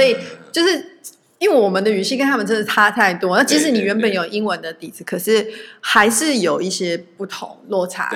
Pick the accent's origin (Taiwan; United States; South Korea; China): Taiwan; moved away; 因为我们从台湾来的嘛